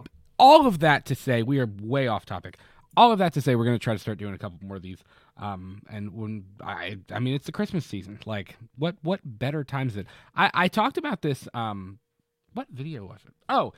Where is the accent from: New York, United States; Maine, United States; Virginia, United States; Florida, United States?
Florida, United States; now in Kentucky, United States; I will speak bad on my home state. Florida is full of crackheads.